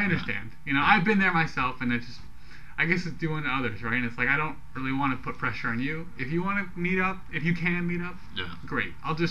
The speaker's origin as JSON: {"language": "English", "area": "San Francisco Bay Area", "region": "California", "country": "United States", "said": "we're not actually in San Francisco, we're 40 miles from San Francisco."}